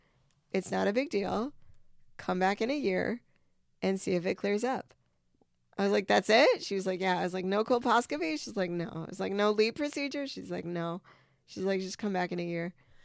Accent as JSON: {"language": "English", "town": "Vernon Hills", "region": "Illinois", "country": "United States", "said": "I'm from Vernon Hills."}